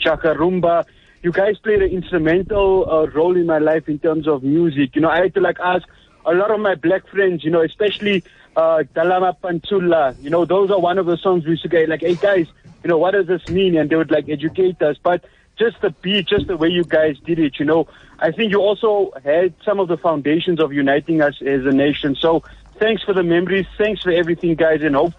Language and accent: English; Benoni, Gauteng, South Africa; Growing up in Benoni